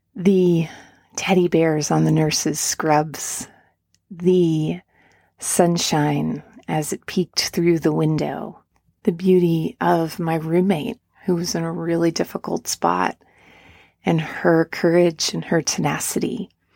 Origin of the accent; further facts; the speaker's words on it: near Woodstock, New York, United States; now in Asheville, United States; I grew up near Woodstock